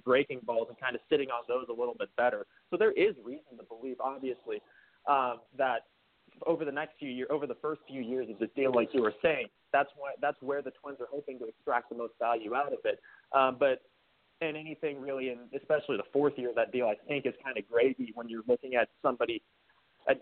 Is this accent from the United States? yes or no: yes; Minnesota, United States; I'm a Minnesotan myself, right? I grew up here